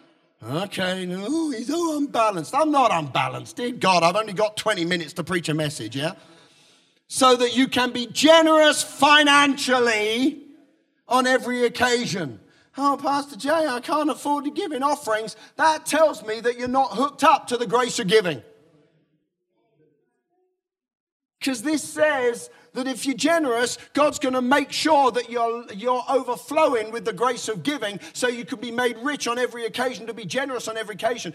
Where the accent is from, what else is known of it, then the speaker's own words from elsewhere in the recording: United Kingdom; I'm very British